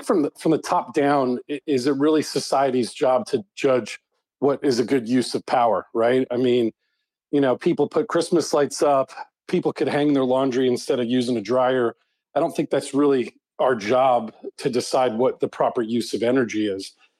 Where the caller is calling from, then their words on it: Huntington Beach, California, United States; I'm calling in from Southern California. I live down here in Huntington Beach.